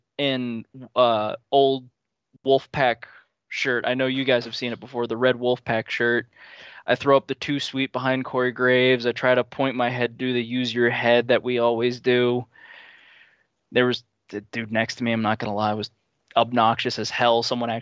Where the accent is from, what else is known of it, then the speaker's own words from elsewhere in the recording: New Jersey, United States; I'm from New Jersey